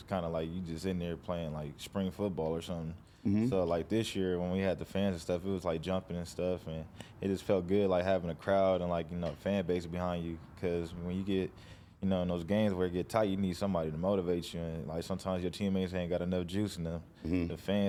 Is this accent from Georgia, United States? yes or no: no; Fresno, California, United States; I'm just from Fresno